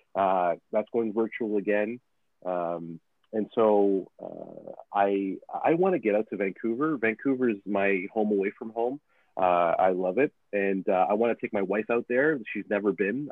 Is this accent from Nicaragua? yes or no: yes; Nicaragua; now in Canada; I, I come from Nicaragua. Like I, I'm I'm an immigrant to this country